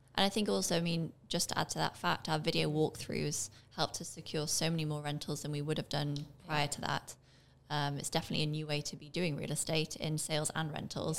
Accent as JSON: {"language": "English", "region": "England", "country": "United Kingdom", "tie": "born or raised there", "moved": "yes", "lives_now": "Barbados", "said": "I grew up in England"}